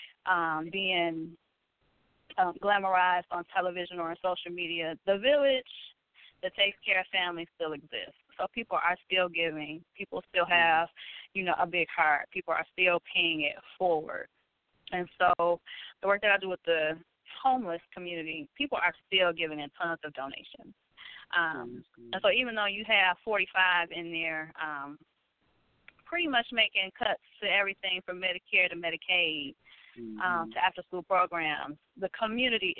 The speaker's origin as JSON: {"language": "English", "town": "Detroit", "region": "Michigan", "country": "United States", "said": "I'm from Detroit"}